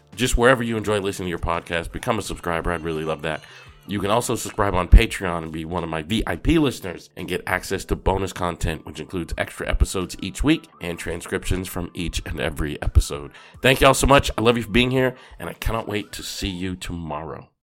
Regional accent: Boston, Massachusetts, United States; I grew up in Boston, Massachusetts

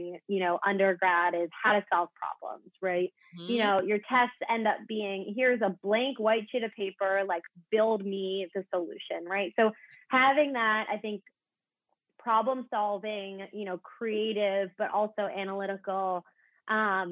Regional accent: New Jersey, United States; moved away as an adult; also born or lived in Philadelphia, United States / New York, United States; now in Los Angeles, United States; I'm originally from the East Coast. I grew up in New Jersey

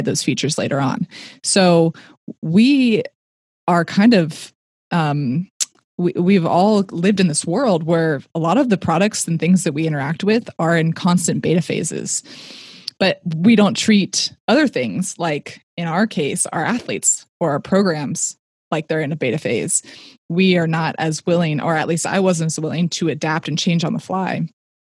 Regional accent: Silicon Valley, California, United States; I grew up in the Silicon Valley

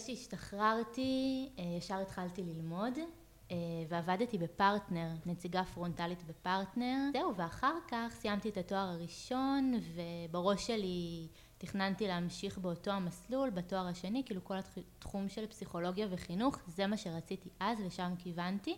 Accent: Ahituv, Central District, Israel; moved away as an adult; now in Pardes Hanna, Israel; במקור אני מעמק חפר, ממושב אחיטוב. אמ, ילדות אה, מושבניקית לכל דבר

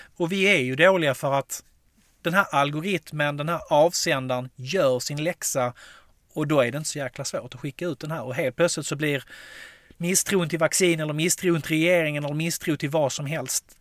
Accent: Skåne, Sweden; Jag som är skåning och älskar MFF

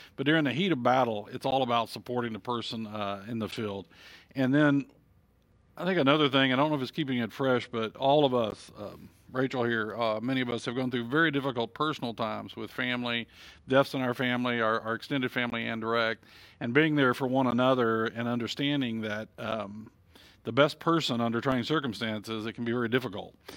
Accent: Texas, United States; as a Texan

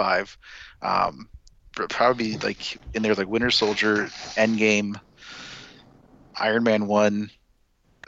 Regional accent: New York, United States; I was born in New York.

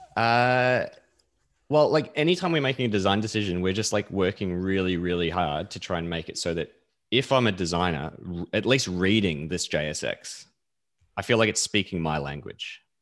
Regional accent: New Zealand; now in Melbourne, Australia; I'm actually from New Zealand originally.

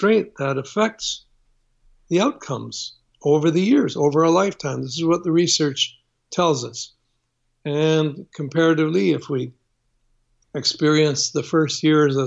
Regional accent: Toronto, Ontario, Canada; my growing up in Canada

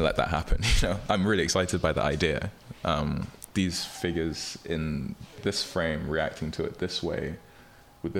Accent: London, United Kingdom; moved away as an adult; now in United States; growing up in London and being asked, like, where are you really from?

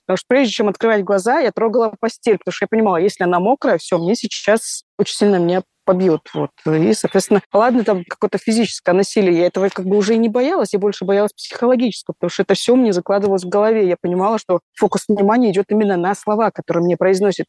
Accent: Dagestan, Russia; Я родом из Дагестана.

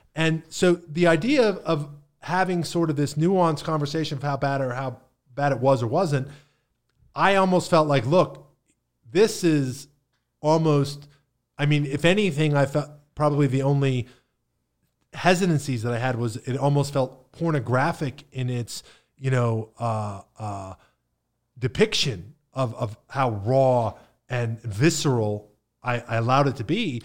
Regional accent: Pennsylvania, United States; now in Bradenton, United States; I grew up in Appalachia

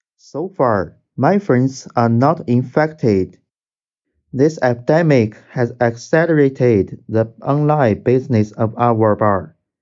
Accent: Wuhan, Hubei, China; I'm from Wuhan, China

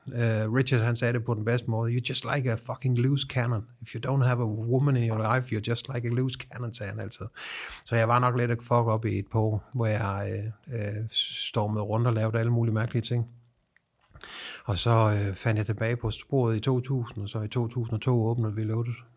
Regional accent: Southern Jutland, Southern Denmark, Denmark; jeg er fucking sønderjyde

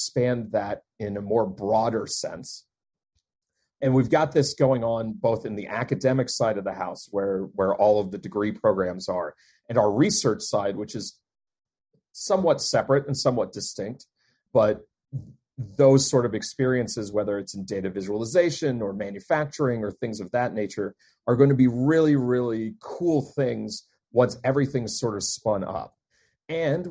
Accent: Deep South, United States; also born or lived in Maryland; now in Maine, United States; I'm not originally from Maine. I am not even originally from the Northeast. I am from the Deep South

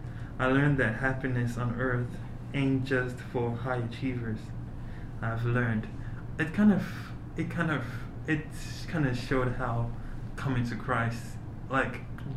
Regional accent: Uvira, South Kivu, DR Congo; born there; So I was born in the Democratic Republic of Congo. In Uvira. It's where there's the gorillas and everything.

